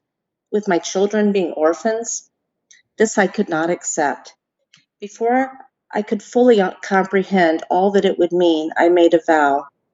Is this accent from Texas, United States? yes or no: yes; Austin, Texas, United States; moved away; also born or lived in Florida; In 1964, I was born in Austin, Texas, 10 weeks premature, and weighing just over 3 pounds, given a 1 in 4 chance of living.